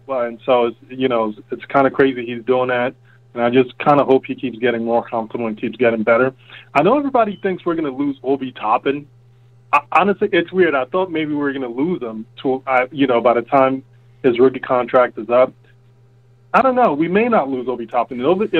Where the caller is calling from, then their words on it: New Jersey, United States; I'm calling from Jersey.